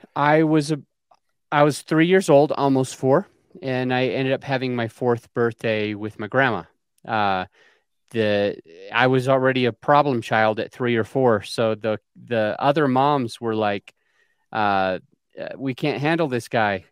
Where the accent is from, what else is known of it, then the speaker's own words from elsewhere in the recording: Utah, United States; I was born in Utah on a polygamous colony, a subsect of Mormonism